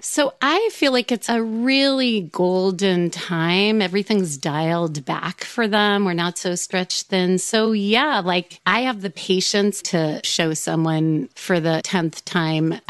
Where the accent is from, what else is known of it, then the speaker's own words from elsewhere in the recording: New York, United States; I grew up in New York